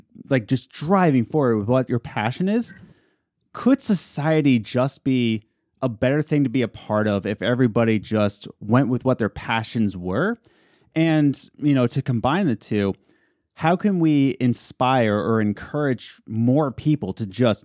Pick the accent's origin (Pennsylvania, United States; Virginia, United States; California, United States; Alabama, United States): Pennsylvania, United States; Philadelphia; We come from Philadelphia